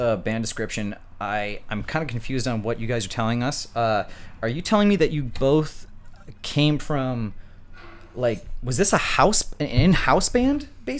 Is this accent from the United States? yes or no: yes; North Dakota, United States; moved away; I'm coming from North Dakota and booking shows in North Dakota as a child